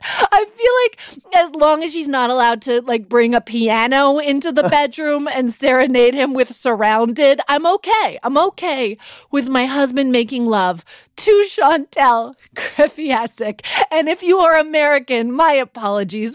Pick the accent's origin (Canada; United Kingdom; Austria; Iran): Canada; Vancouver, British Columbia; moved away; also born or lived in Los Angeles / Toronto; stopped in my hometown of Vancouver for a couple of days to see my mom and my best friends from high school